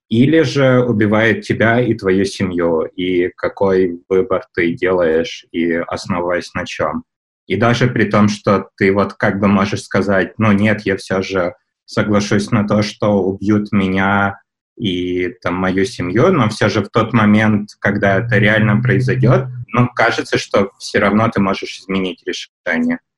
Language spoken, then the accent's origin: Russian; Kyiv, Ukraine; я из Киева.